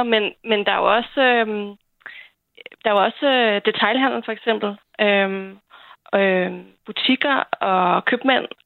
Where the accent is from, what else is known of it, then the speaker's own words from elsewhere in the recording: Bornholm, Capital Region of Denmark, Denmark; jeg kommer fra, jeg er født og opvokset på Bornholm